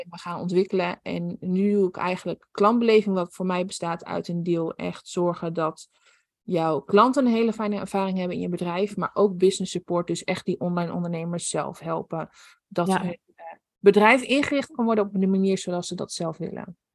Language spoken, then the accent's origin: Dutch; Netherlands; Ik kom inderdaad uit Nederland